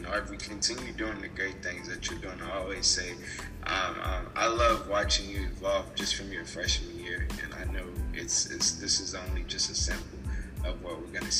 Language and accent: English; Louisville, Kentucky, United States; moved away as an adult; now in Nashville, United States; Yeah, I love Louisville. It's definitely my hometown.